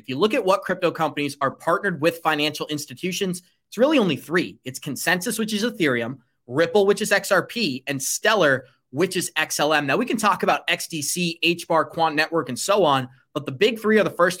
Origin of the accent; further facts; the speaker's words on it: United States; as an American